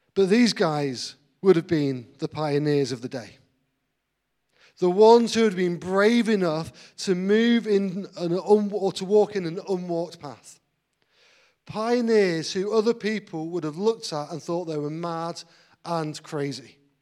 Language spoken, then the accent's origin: English; Grantham, East Midlands, United Kingdom; moved away as an adult; also born or lived in Manchester / Blackburn; now in Grantham, United Kingdom; I was actually brought up in Grantham. Uh, I lived there for 19 years, but at the age of 19, I moved away to Manchester